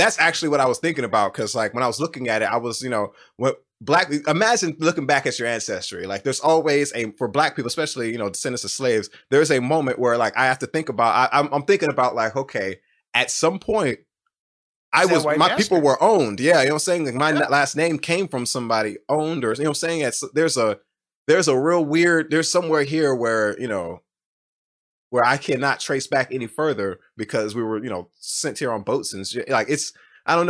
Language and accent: English; Ohio, United States; I was born in Ohio in the 90s